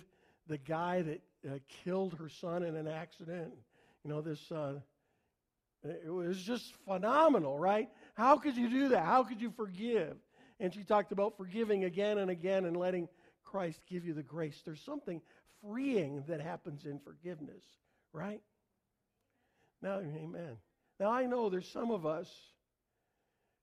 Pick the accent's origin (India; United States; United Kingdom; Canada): Canada; I'm Canadian